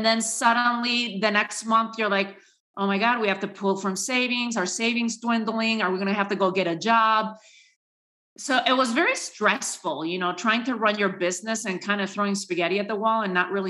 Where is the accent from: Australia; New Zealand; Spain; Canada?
Spain; moved away as an adult; also born or lived in New York City, United States; now in United States; born and raised in Spain to a Spanish father, an American mother, and came to the U.S. my last couple years in college